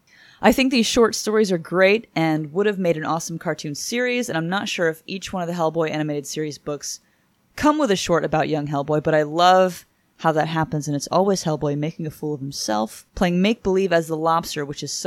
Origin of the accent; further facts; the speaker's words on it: Stamford, Connecticut, United States; growing up in Stamford, Connecticut, just outside of Fairfield, Connecticut, and New York City, there is a playhouse in Stamford